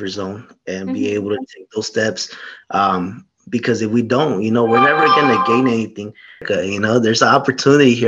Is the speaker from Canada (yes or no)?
no; Lamont, California, United States; also born or lived in Bakersfield, California; I grew up in Lamont area, Wepatch area.